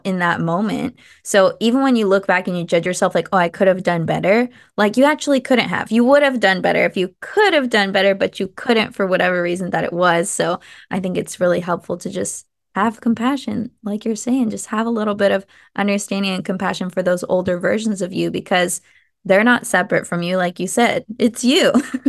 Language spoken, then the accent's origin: English; Michigan, United States; also born or lived in California; now in Nevada, United States; I grew up in Michigan